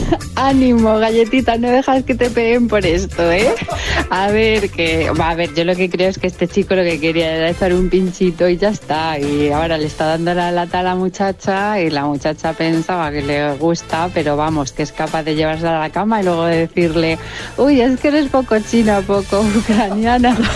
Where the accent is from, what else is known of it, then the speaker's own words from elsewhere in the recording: Extremadura, Spain; porque yo soy de Extremeña, y hacíamos la matanza y siempre se hacía la matanza el día 8, el día de la Inmaculada Concepción.